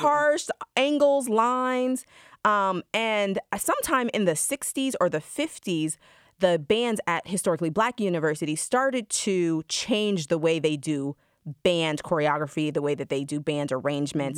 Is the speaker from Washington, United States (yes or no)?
no; Georgia, United States; a black woman growing up in Georgia